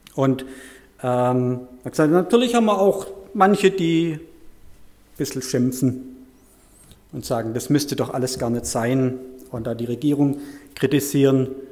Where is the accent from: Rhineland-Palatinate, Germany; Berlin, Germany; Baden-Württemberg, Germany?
Baden-Württemberg, Germany; Heilbronn area; moved away as an adult; also born or lived in Bad Liebenzell / Künzelsau; now in Weidenbach, Germany; ich stamme ursprünglich aus, dem, aus der Gegend von Heilbronn, dort aus einer kleinen Gemeinschaft